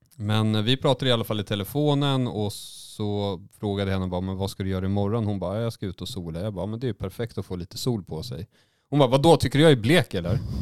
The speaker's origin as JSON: {"language": "Swedish", "region": "Småland", "country": "Sweden", "moved": "yes", "said": "jag är ju också från Småland. Så ibland så är jag ju där nere titt som tätt"}